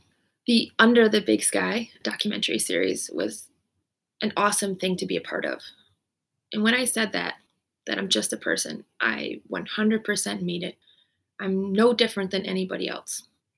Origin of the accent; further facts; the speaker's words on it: Canada; also born or lived in United States; You could say partly maybe I'm Canadian and I'm American, so maybe that mixture also made me more resilient.